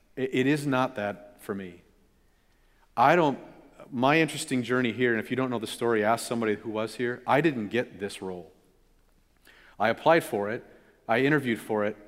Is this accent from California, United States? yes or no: yes; California, United States; my brother and I, growing up in California